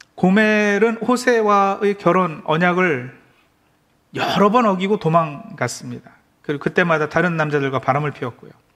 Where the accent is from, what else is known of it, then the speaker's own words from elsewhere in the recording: Maryland, United States; 제가 어, 메릴랜드에서 자란